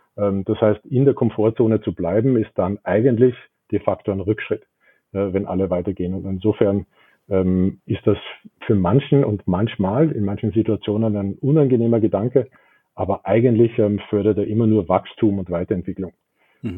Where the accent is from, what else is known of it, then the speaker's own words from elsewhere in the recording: Vienna, Austria; also born or lived in Pittsburgh, United States; Ich bin in Wien geboren, ähm, bin auch zur Schule gegangen, ging da aufs Gymnasium, ähm, habe dort auch studiert